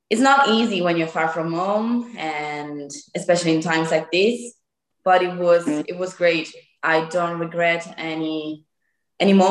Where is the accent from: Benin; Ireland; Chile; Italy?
Italy; close to Lake Como, Lombardy; English is a second language; I'm 24, almost 25 gosh. And I am from the north of Italy, close to Lake Como